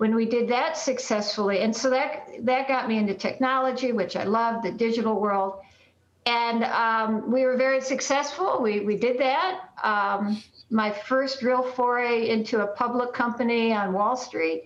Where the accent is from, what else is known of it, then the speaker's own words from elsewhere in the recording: Detroit, Michigan, United States; I was born in Detroit, Michigan